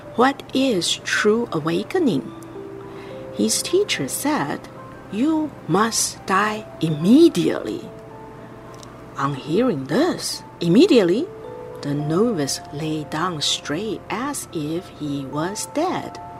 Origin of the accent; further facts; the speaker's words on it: Vancouver, British Columbia, Canada; I'm from Vancouver, Canada